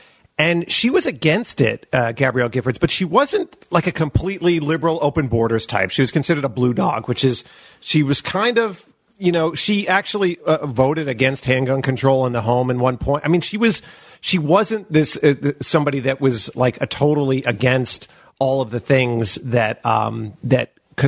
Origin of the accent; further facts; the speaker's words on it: Long Island, New York, United States; accent: New York; I'm from Long Island.